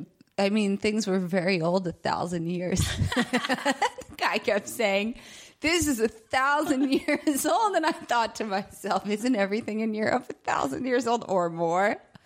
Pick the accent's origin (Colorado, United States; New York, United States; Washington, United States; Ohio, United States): New York, United States; now in Mexico; I'm from New York, but I live in Mexico right now in the winter.